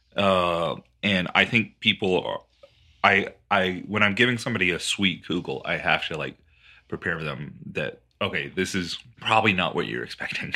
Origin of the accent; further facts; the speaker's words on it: Texas, United States; as a Texan